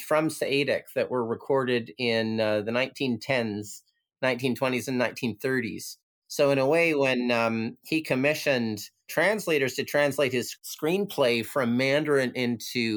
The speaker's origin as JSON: {"language": "English", "country": "Canada", "tie": "born or raised there", "moved": "as an adult", "lives_now": "Lamma Island, Hong Kong", "said": "growing up in Canada"}